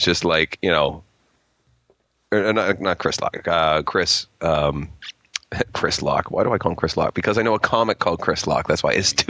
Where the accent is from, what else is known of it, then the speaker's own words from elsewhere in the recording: Toronto, Ontario, Canada; I'm a comedian from Toronto